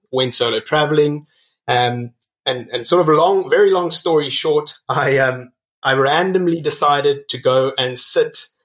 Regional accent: Cape Town, Western Cape, South Africa; also born or lived in Botswana / Namibia; So I was raised in Botswana, I was raised in Namibia, as well as Cape Town.

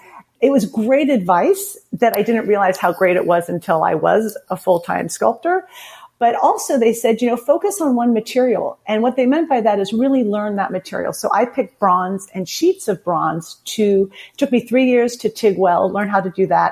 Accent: San Francisco, California, United States; I'm the youngest of five children. I was born and raised in San Francisco, California.

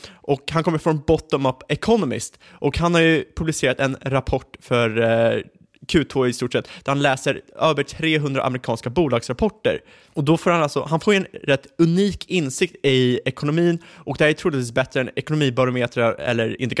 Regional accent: Sweden; Som svensk, jag förstår inte riktigt

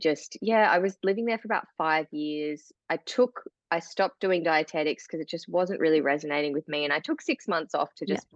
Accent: Tasmania, Australia; also born or lived in Melbourne; grew up here in Tasmania and on mm. seven acres in beautiful bushland

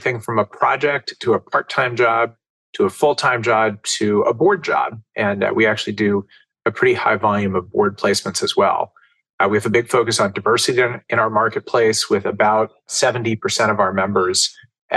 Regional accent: Southern California, United States; now in Westchester County, United States; I grew up in Southern California

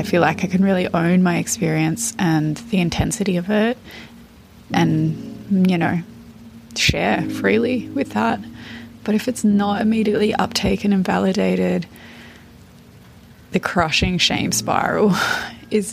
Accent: Australia; I'm 32 and from Australia

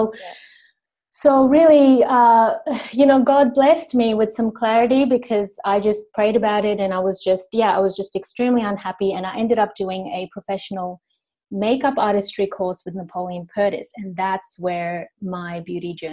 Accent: Sri Lanka; also born or lived in Indonesia / Los Angeles, United States; now in Australia; Uh, my origin is actually Indian, but I grew up in uh, Sri Lanka in Indonesia. And then I studied in the US in Los Angeles for a couple of years

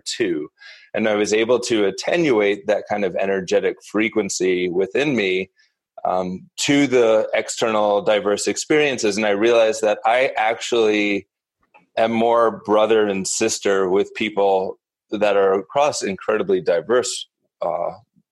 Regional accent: Northeast, United States; also born or lived in New York City; I grew up in the Northeast and a relatively privileged insular upbringing

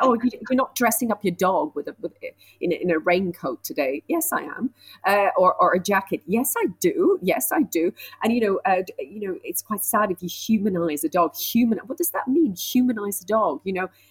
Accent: Switzerland; I grew up in Switzerland, so I was surrounded by animals

